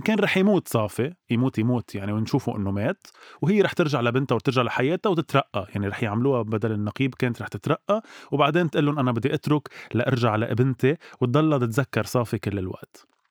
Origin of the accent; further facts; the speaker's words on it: Lebanon; نحن كشعب لبناني وعربي بشكل عام